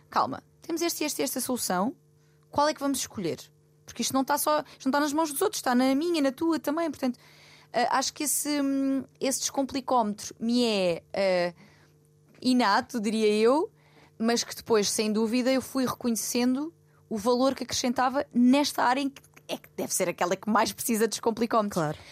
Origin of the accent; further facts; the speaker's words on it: Loulé, Algarve, Portugal; moved away; Lolé também seja, que é a minha terra e onde eu tenho a minha família e os meus amigos de infância